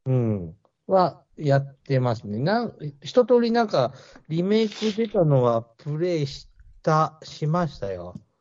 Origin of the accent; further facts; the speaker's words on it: Mie, Japan; 僕三重出身なんで